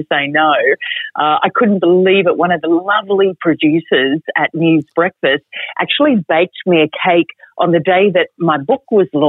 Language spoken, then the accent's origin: English; Australia; also born or lived in Queensland / Europe; now in Melbourne, Australia; in country Australia